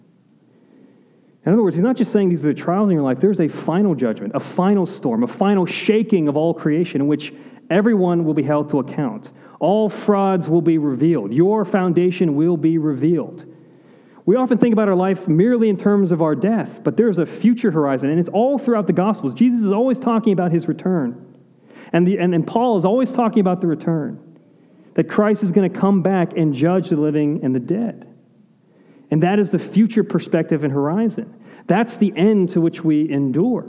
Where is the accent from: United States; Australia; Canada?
United States; Pittsburgh, Pennsylvania; now in Florida, United States; I'm from Pittsburgh.